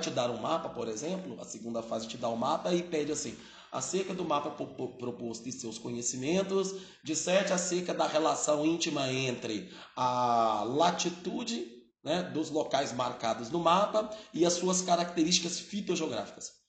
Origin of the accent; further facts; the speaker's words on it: Belo Horizonte, Minas Gerais, Brazil; now in Ribeirão Preto, Brazil; eu não sou de Ribeirão Preto, tá? eu sou de Belo Horizonte.